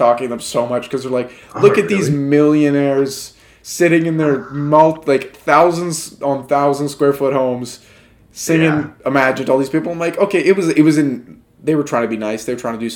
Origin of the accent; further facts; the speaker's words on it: Canada; we're Canadian